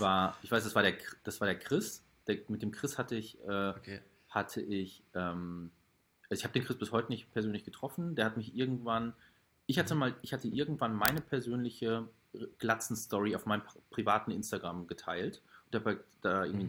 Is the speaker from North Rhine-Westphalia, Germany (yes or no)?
yes; Hagen, North Rhine-Westphalia, Germany; Der wohnt in Hagen, also äh, der wohnt in meiner Heimatstadt